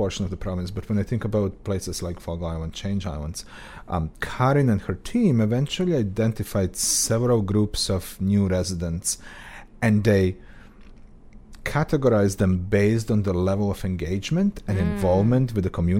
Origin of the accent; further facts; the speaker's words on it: Croatia; moved away; rural area around the town I grew up in Croatia